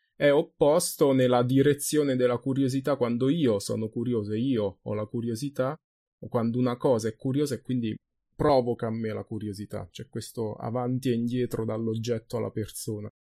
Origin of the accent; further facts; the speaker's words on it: Ascoli Piceno, Marche, Italy; Ma se io vengo da Ascoli Piceno, la mia città, allora questo è il mio punto di partenza, ok? Io vengo da Ascoli.